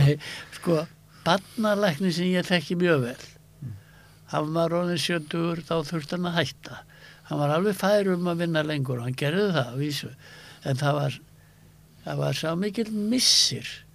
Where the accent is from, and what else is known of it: Iceland; also born or lived in United States